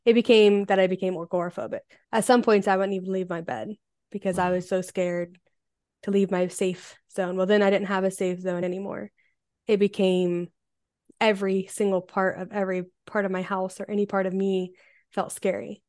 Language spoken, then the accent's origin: English; Ohio, United States; I am from Ohio in the United States